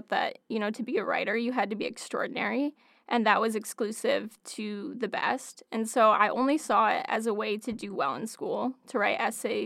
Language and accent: English; Ithaca, New York, United States; now I'm back in my hometown, and I found the perfect opportunity at Cornell